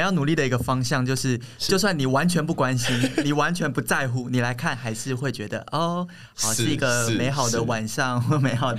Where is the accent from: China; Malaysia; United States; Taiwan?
Taiwan; 我作为一个台湾人或大部分的台湾人，